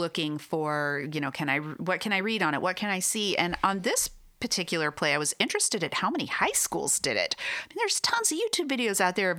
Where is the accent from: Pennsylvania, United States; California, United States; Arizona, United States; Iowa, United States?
Arizona, United States; From Arizona. Sunshine.